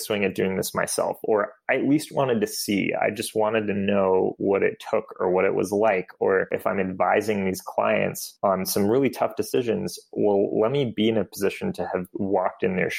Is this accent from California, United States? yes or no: yes; Bay Area, California, United States; also born or lived in Boston; I grew up in the Bay Area